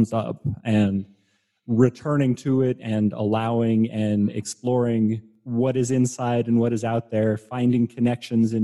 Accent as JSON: {"language": "English", "region": "Colorado", "country": "United States", "tie": "born or raised there", "said": "The growing up in Colorado"}